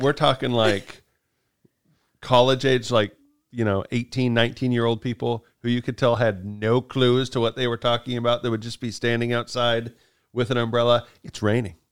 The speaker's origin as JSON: {"language": "English", "region": "Kansas", "country": "United States", "moved": "yes", "said": "I'm from Kansas"}